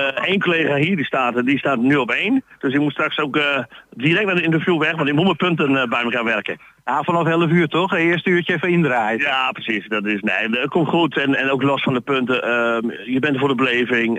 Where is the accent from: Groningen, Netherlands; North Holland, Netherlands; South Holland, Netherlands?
Groningen, Netherlands; Stadskanaal; accent: Plat; ik kom uit Stadskanaal, Groningen